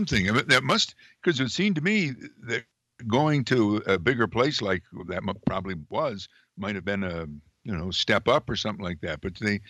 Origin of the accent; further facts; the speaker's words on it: Amsterdam, New York, United States; I grew up in a city at the time had Amsterdam, New York, had over 30,000 people when I was a kid, and the population's now shrunk to 17,000.